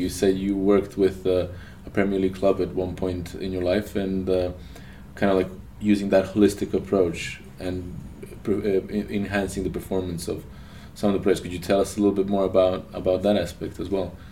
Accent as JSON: {"language": "English", "town": "Novi Sad", "region": "Vojvodina", "country": "Serbia", "tie": "born or raised there", "said": "That's my hometown"}